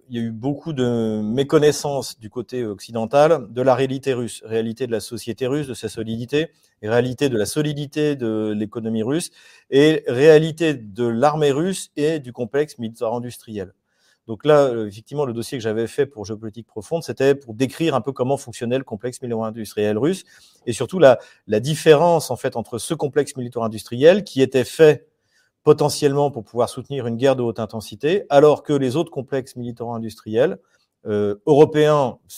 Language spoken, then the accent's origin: French; Quebec, Canada; je vous dis bonjour du Québec. D'ailleurs, euh, chez moi, il est. Enfin, chez moi, au Québec, il est, euh, il est 2h de l'après-midi